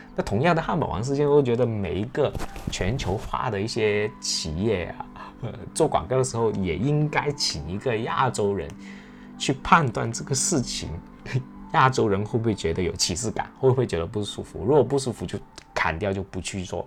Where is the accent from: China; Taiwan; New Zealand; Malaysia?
China; 我们亚洲人，特别是我们中国人